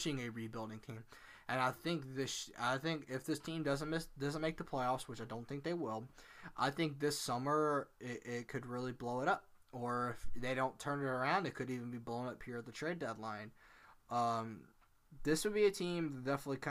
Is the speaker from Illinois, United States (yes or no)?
no; Nashville, Tennessee, United States; we're from Nashville